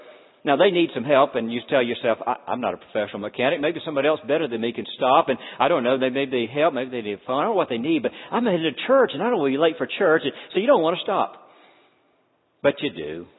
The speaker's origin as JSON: {"language": "English", "region": "Deep South", "country": "United States", "tie": "born or raised there", "said": "Now, let me tell you, I grew up in the Deep South. Christianity in the Deep South, we had a long list of thou shalt nots."}